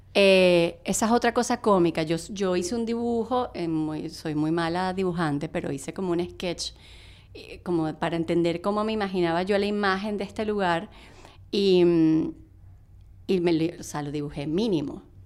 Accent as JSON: {"language": "Spanish", "country": "Venezuela", "moved": "as an adult", "lives_now": "New York, United States", "said": "yo me vine de Venezuela"}